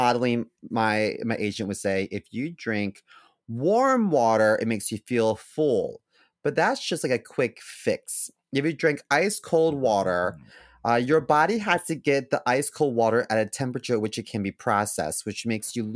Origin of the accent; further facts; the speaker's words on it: United States; they all knew that I was American